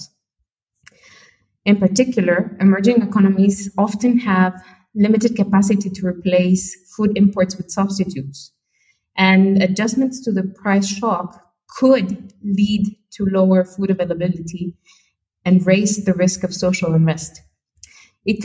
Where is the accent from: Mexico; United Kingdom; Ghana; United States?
Mexico; my home country of Mexico